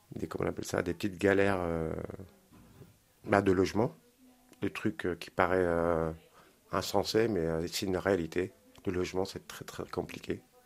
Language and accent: French; Caen, Normandy, France; J'ai grandi euh, dans le Calvados, à Caen